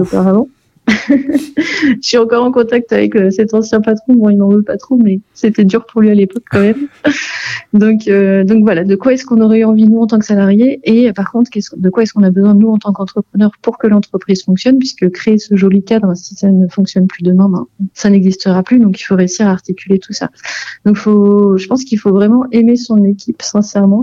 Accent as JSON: {"language": "French", "area": "Vendée", "region": "Pays de la Loire", "country": "France", "said": "je suis originaire de Vendée"}